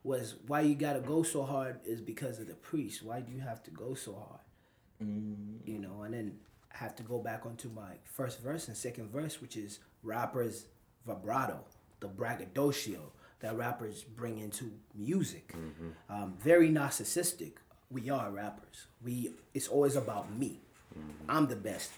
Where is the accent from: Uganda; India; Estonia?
Uganda; moved away as an adult; also born or lived in East Coast, United States / Midwest, United States; now in United States; I grew up in Uganda